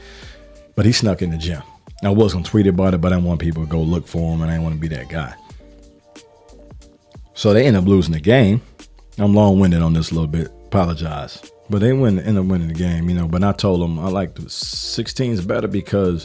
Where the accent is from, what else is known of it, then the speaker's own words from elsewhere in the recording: Chicago, Illinois, United States; now in Atlanta, United States; I'm from Chicago